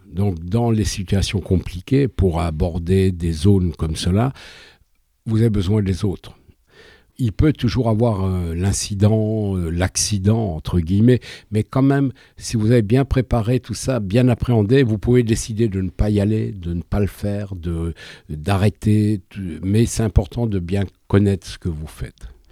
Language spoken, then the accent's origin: French; France; je suis français